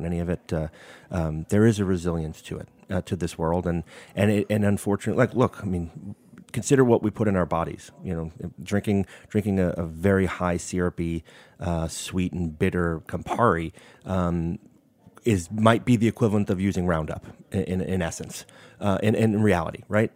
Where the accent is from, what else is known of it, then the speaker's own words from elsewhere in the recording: New York City, New York, United States; moved away as an adult; now in Napa Valley, United States; growing up in Brooklyn